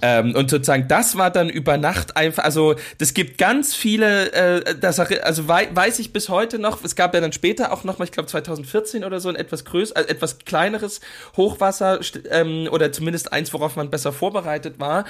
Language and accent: German; Großschirma, Saxony, Germany; bei uns in Großschirmer gibt es eben einen Ortsteil Rotenfurt